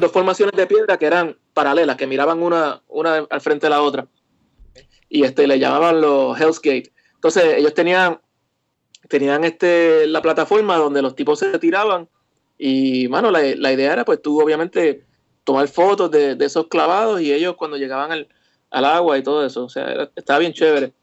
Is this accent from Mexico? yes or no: no; Carolina, Puerto Rico; also born or lived in western Puerto Rico; yo nací en Carolina